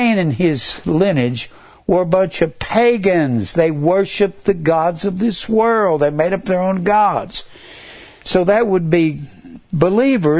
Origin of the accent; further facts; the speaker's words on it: Fort Worth, Texas, United States; I was raised in Fort Worth around a whole bunch of those.